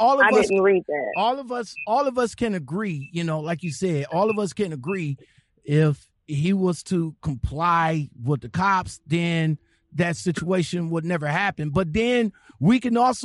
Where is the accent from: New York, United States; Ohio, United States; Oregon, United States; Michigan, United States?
Ohio, United States; Cleveland; this is from my hometown.